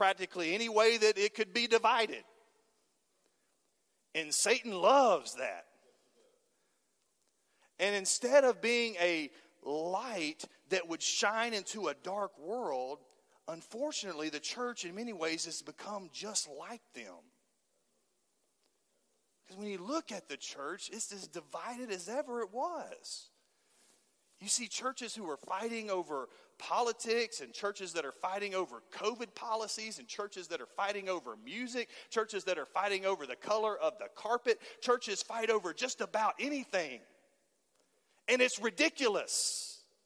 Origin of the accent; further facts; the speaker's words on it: Halls, Tennessee, United States; I was from Halls and not from East Knoxville